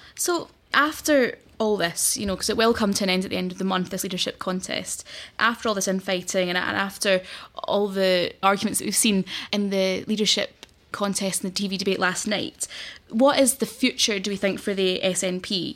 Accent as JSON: {"language": "English", "town": "Glasgow", "region": "Scotland", "country": "United Kingdom", "tie": "born or raised there", "also_born_or_lived": "Isle of Mull", "moved": "as an adult", "lives_now": "London, United Kingdom", "said": "I was born and raised in Glasgow and have lived and studied there all my life"}